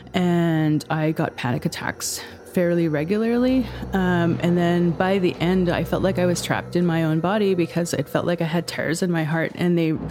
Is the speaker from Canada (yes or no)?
yes; Peawanuck, Ontario, Canada; now in Thunder Bay, Canada; I'm from Pewanik. It's on the Hudson Bay coast